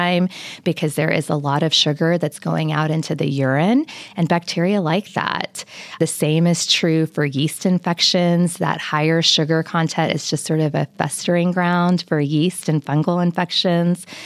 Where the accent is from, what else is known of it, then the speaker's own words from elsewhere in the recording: Lubbock, Texas, United States; I was brought up in Lubbock, and so Lubbock and Texas Tech are certainly home.